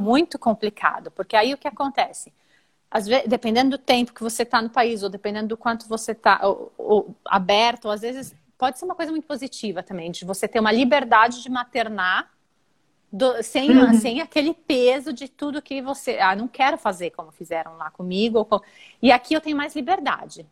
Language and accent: Portuguese; São Paulo, Brazil; moved away as an adult; also born or lived in Germany / Italy; eu sou de São Paulo